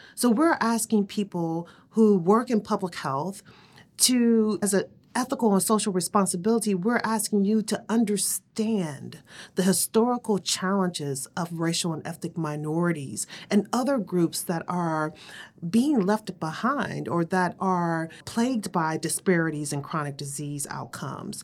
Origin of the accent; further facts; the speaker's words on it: Cleveland, Ohio, United States; I grew up in Cleveland, Ohio, on the east side